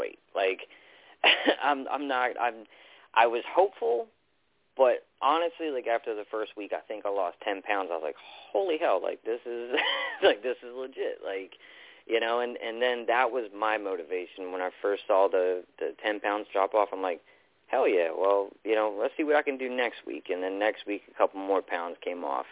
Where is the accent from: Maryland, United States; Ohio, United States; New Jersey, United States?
Maryland, United States; Baltimore; now in North Carolina, United States; I'm originally from Baltimore